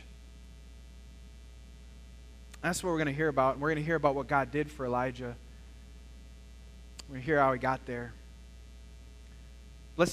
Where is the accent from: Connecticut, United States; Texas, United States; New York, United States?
Texas, United States; El Paso; I was born in El Paso, Texas